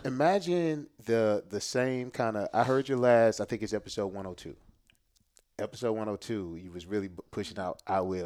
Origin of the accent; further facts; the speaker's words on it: Jennings, Missouri, United States; I'm born and raised in Jennings, uh, J-Town for life